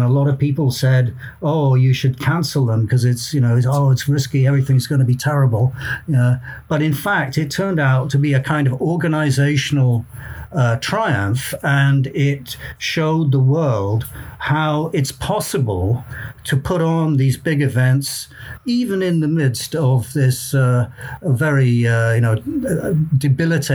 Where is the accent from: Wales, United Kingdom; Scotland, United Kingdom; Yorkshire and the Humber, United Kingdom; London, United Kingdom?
Wales, United Kingdom; South; I'm from South Wales, and I was born and brought up there